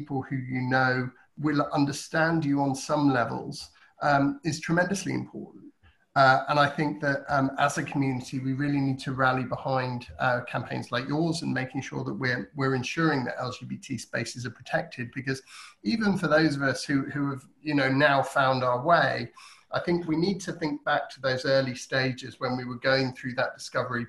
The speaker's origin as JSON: {"language": "English", "town": "Bedford", "region": "East of England", "country": "United Kingdom", "tie": "born or raised there", "said": "where I grew up in Bedford"}